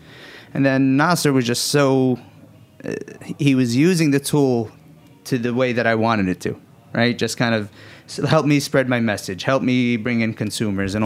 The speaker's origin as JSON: {"language": "English", "town": "New York City", "region": "New York", "country": "United States", "tie": "born or raised there", "said": "born and raised in Bay Ridge, Brooklyn. To Yemeni immigrants"}